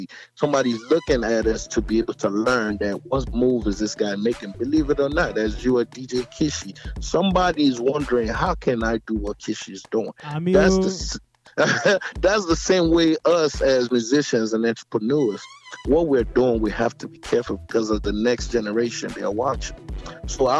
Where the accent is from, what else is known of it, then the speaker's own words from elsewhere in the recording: Kogi, Nigeria; moved away; I'm from Kogi State